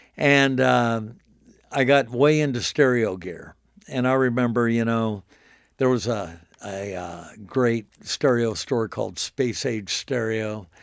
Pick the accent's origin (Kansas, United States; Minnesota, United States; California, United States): Kansas, United States; Wichita; now in Nashville, United States; I grew up in Wichita, Kansas